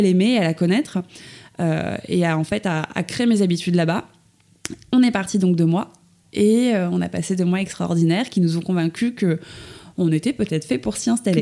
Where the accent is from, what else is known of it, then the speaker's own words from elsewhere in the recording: Suresnes, Île-de-France, France; je suis née à Paris, enfin plus précisément à Suresnes, dans le 92, à l'hôpital Foch